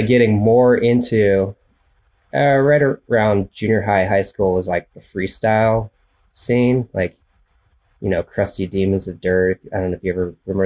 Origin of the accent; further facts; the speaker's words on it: Central Valley, California, United States; also born or lived in Idaho; now in Northern California, United States; I grew up in the Central Valley, California